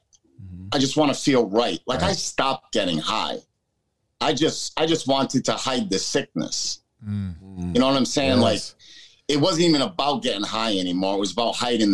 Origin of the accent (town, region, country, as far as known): United States; born or raised there